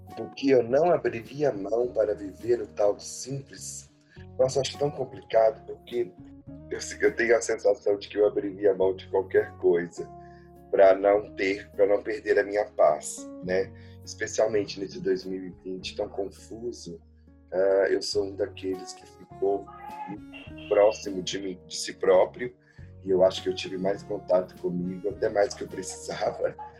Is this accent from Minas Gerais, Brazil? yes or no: yes; São Gonçalo do Rio Abaixo, Minas Gerais, Brazil; now in São Paulo, Brazil; eu fui criado no interior, né, em São Gonçalo do Rio Abaixo